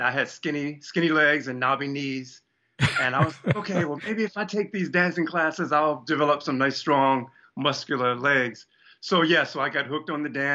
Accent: Baltimore, Maryland, United States; the regular … from Baltimore

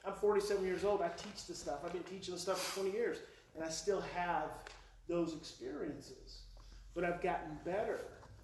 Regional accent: Oklahoma, United States; moved away; I'm from Oklahoma.

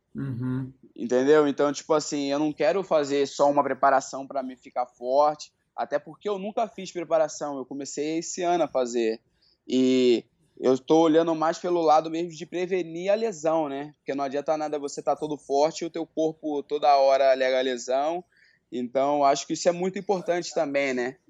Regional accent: Rio de Janeiro, Brazil; now in São Paulo, Brazil; hoje eu moro em São Paulo, né? Mas eu sou do Rio de Janeiro, de Bangu

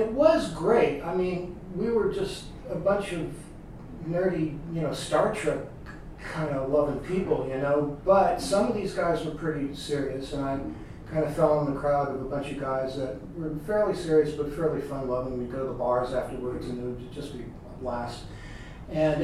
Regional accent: New Orleans, Louisiana, United States; also born or lived in New York City / Connecticut / Bay Area / Pinehurst; now in Asheville, United States; growing up in New Orleans

